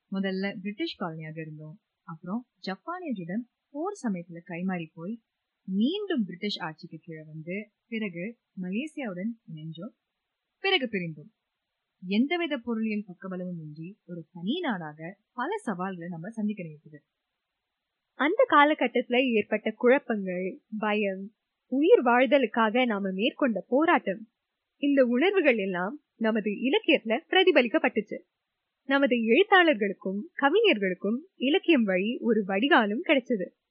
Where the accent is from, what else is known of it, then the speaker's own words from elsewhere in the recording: Singapore; நான் சிங்கப்பூரர் தான் இங்கே பிறந்து